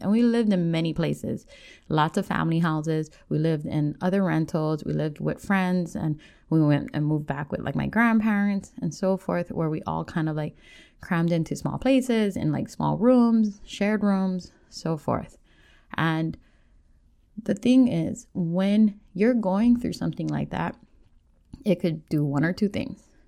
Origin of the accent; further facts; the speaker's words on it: Oahu, North Shore, Hawaii, United States; I grew up on Oahu, on the North Shore